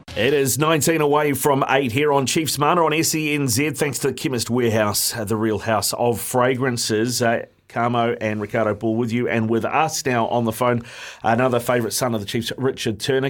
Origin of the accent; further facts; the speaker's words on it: Auckland, New Zealand; I born and bred in Auckland